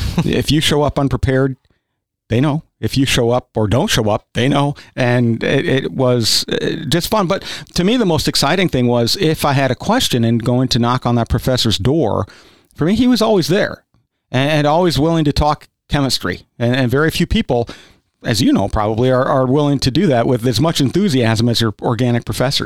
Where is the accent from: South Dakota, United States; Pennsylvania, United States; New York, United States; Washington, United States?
South Dakota, United States; now in Kentucky, United States; I grew up in South Dakota, which is actually more rural, than, than is Kentucky.